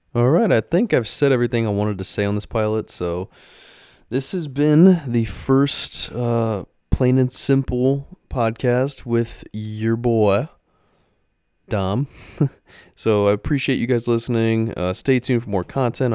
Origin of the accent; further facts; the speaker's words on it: Ohio, United States; moved away as an adult; now in Florida, United States; I am originally from Ohio. Uh, raised there for twenty-three years and then moved down to Florida, which is where I'm at now